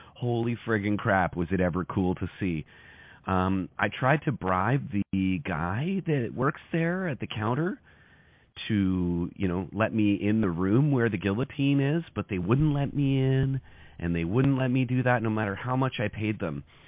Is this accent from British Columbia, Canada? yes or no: no; Harbour Grace, Newfoundland and Labrador, Canada; now in Simcoe, Canada; I'm from Newfoundland. I'm from a town called Harbor Great.